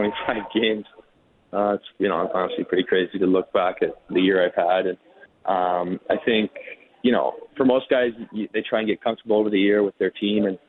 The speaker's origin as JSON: {"language": "English", "town": "Cranbrook", "region": "British Columbia", "country": "Canada", "tie": "born or raised there", "also_born_or_lived": "Nelson, British Columbia", "moved": "as an adult", "lives_now": "Calgary, Canada", "said": "Yeah, so I'm originally from – I was born in Cranbrook, obviously, but my family lives in Nelson, B.C."}